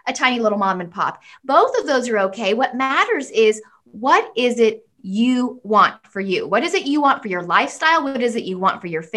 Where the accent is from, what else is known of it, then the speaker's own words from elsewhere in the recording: United States; I'm American.